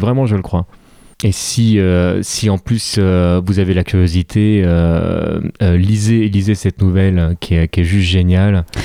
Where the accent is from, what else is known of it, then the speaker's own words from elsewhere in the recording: France; en tant que, en tant que français